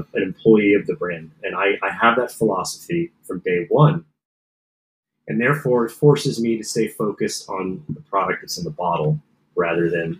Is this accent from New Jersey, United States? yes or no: yes; Lebanon Township, New Jersey, United States; I grew up in a small town in New Jersey